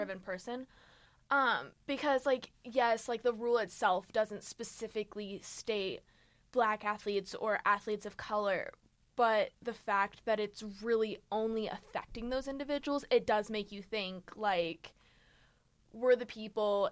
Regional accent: United States; I'm American

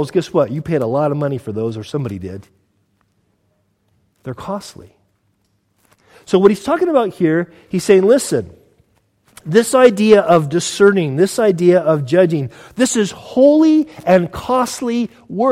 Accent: United States; now in United Kingdom; I'm from the States

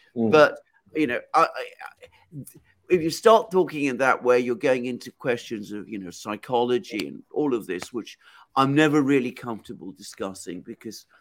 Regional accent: Greece; now in United Kingdom; I'm something of an outsider in British terms, because obviously I'm from Greece.

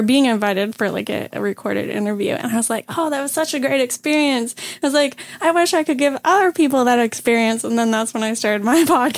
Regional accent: Bracebridge, Ontario, Canada; I grew up in Springdale Park Road

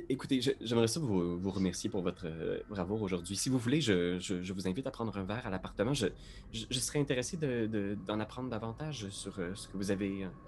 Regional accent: United States; accent: American; French is a second language; si, j'avais dénoncé mon, mon accent américain, j'aurais, probablement été probablement rossé par ces

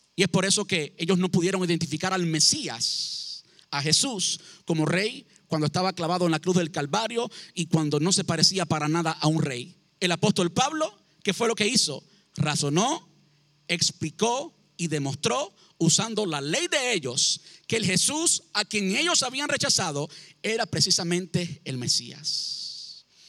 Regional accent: Cuba; now in United States; Yo llevo en este país 20 años, hace más tiempo que vivo en Estados Unidos del tiempo que viví en Cuba

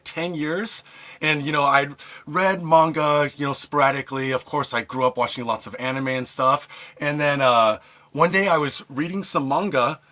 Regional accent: Seattle, Washington, United States; moved away as an adult; now in Japan; I'm from Seattle originally. I grew up in the States

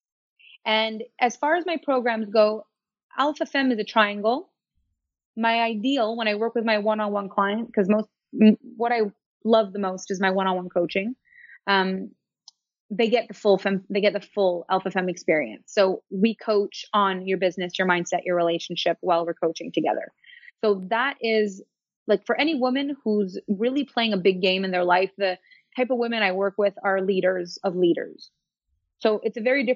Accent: Canada; I'm French Canadian.

